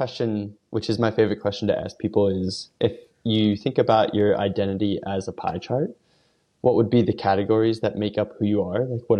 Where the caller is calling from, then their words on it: Philadelphia, Pennsylvania, United States; I'm calling in from Philadelphia on a nice snowy day